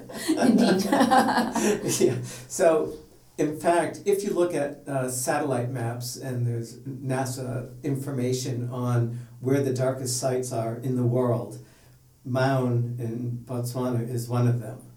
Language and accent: English; Hawaii, United States; also born or lived in Massachusetts; I was from Hawaii and Massachusetts.